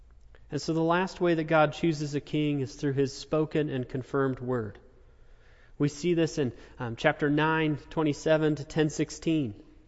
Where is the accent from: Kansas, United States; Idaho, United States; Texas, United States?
Kansas, United States; Topeka; also born or lived in Manhattan, Kansas; now in Wichita, United States; I grew up in Topeka